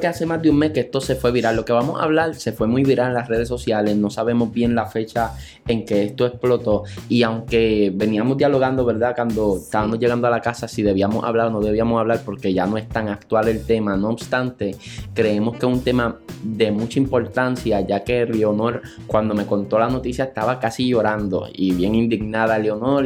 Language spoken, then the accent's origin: Spanish; Santa Isabel, Puerto Rico; Yo soy del pueblo de Santa Isabel, área sur de la isla